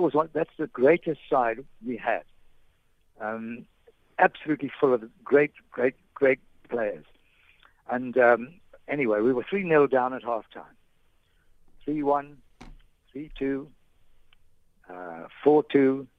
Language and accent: English; Manchester, North West England, United Kingdom; born there; I was born in Manchester.